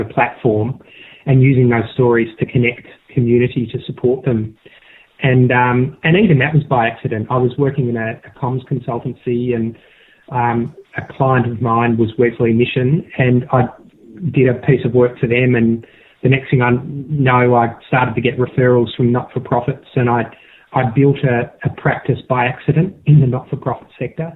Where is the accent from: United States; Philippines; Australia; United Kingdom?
Australia; South Australia; I grew up in South Australia in a horse racing family